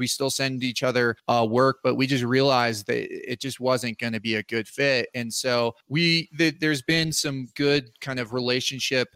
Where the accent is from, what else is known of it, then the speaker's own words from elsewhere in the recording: Front Range, Colorado, United States; also born or lived in Virginia; now in Aspen, United States; I grew up in on the Front Range in Colorado